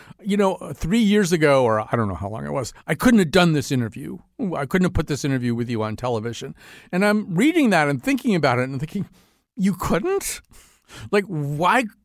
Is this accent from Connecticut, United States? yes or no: yes; Connecticut, United States; I grew up in Connecticut